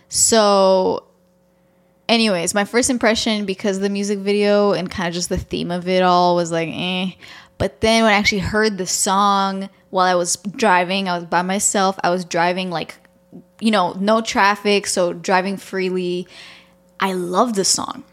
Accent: Toronto, Ontario, Canada; moved away; I grew up in Toronto, I was there for a long time

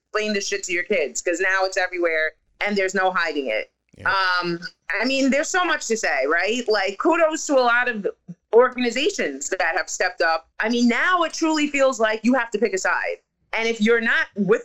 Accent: New York City, New York, United States; I'm from Staten Island, where we had Eric Garner 6 years ago

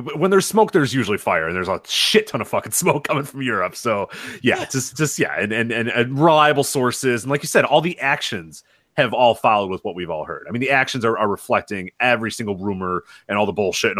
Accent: United States

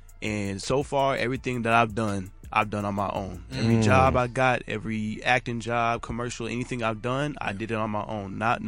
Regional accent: Columbia, Missouri, United States; now in Chicago, United States; I'm from Columbia, Missouri.

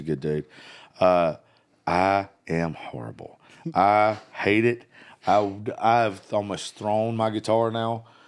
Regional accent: South Georgia, United States; moved away; I grew up in South Georgia

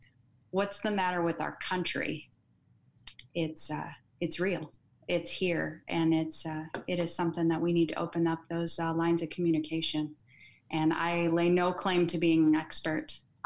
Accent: Lincoln, Nebraska, United States; moved away; I grew up in Lincoln, Nebraska. So for me, that was very sheltered life, middle of the Midwest.

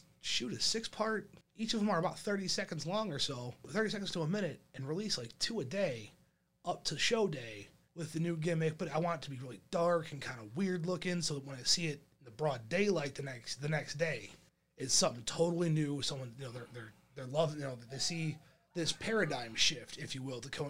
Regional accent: Monroe, United States; my hometown in Monroe

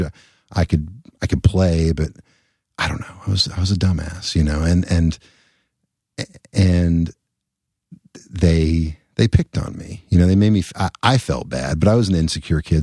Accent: Elizabethtown, Kentucky, United States; born or raised there; also born or lived in Louisville, Kentucky

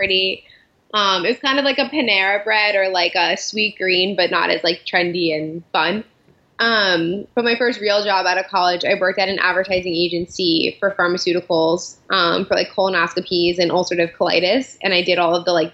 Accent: right outside Princeton, New Jersey, United States; also born or lived in Allentown, Pennsylvania; New Jersey, right outside Princeton

